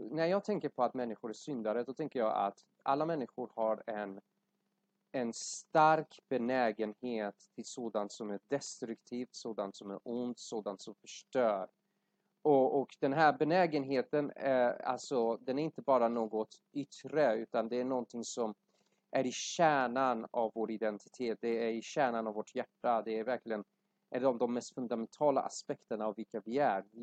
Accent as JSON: {"language": "Swedish", "country": "Iran", "second_language": "Swedish", "moved": "yes", "lives_now": "Sweden", "said": "jag är ursprungligen från Iran uh, men varit här i Sverige större delen av mitt liv"}